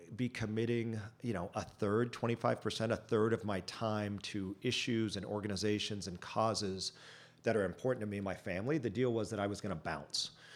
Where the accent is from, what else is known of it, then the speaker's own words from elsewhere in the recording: Chino, California, United States; I grew up in Chino, about an hour, uh, southeast of here